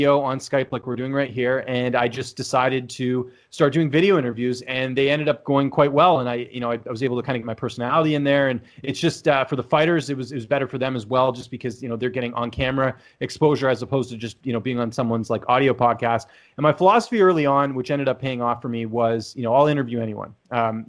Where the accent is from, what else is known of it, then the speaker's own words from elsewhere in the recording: Vancouver, British Columbia, Canada; I'm from Canada, actually from Vancouver, born and raised there.